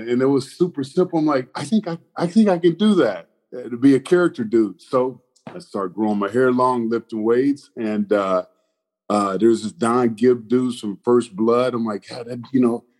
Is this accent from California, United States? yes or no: no; Indianapolis, Indiana, United States; moved away as an adult; now in Los Angeles, United States; I was born and raised there in Indianapolis